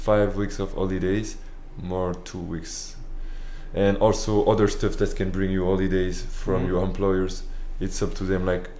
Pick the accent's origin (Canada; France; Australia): France; northern France; English is a second language; moved away; Even in my hometown, where on the north of France